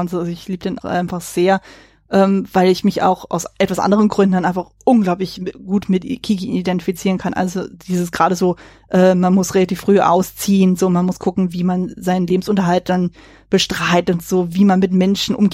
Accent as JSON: {"language": "German", "region": "Berlin", "country": "Germany", "tie": "born there", "also_born_or_lived": "kleinere Orte", "said": "ich bin zwar gebürtige Berlinerin, aber habe dann halt viel in eher so in kleineren Orten gelebt"}